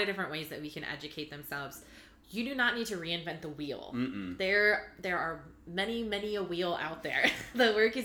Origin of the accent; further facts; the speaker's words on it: Orange County, California, United States; I grew up in Orange County, California